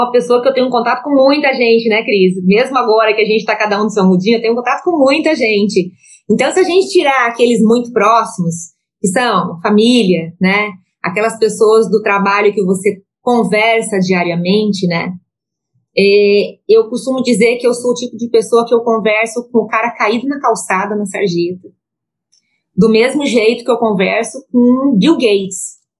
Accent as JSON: {"language": "Portuguese", "town": "Joinville", "region": "Santa Catarina", "country": "Brazil", "tie": "born or raised there", "said": "sou catarinense, nascida em Joinville"}